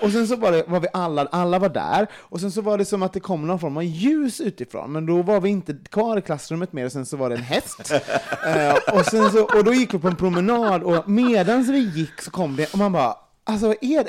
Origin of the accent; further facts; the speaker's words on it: Sweden; som svensk